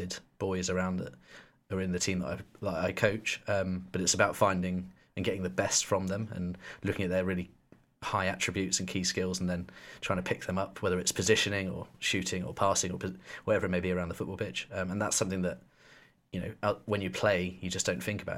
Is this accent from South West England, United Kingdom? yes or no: yes; Weymouth, South West England, United Kingdom; also born or lived in Poole / Bournemouth; I grew up in Weymouth and went to school in Weymouth, and I moved when I was 16 to live in Poole.